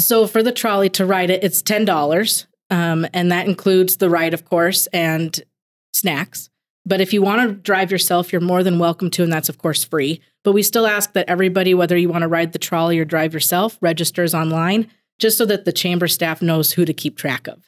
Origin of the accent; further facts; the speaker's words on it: Billings, Montana, United States; also born or lived in Sims, Montana; I was born in Billings, and I actually, growing up, split my time between Billings, Montana, and Sims, Montana